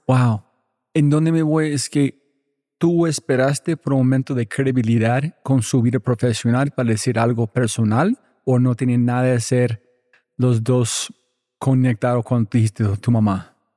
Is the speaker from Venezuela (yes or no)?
no; United States; soy gringo